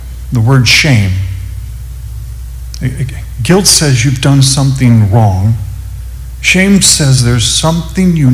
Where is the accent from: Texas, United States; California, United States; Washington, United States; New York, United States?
California, United States; Upland; now in Phoenix, United States; I grew up in Southern California, Upland, California.